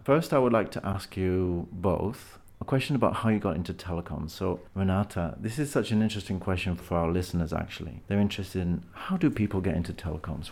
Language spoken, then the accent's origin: English; United Kingdom; being British